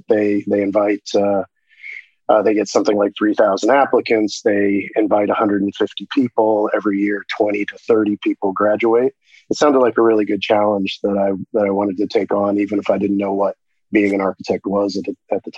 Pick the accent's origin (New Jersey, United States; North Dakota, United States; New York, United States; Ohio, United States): Ohio, United States; Shelby; moved away; I grew up in a giant town of 5,000 people in Shelby, Ohio.